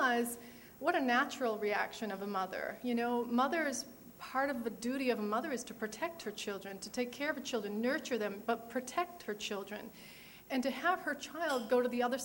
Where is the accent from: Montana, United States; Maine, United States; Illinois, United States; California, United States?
Maine, United States; also born or lived in Hanover, New Hampshire; I came home from New Hampshire, from Hanover, New Hampshire, from college on Christmas vacation back home to Maine.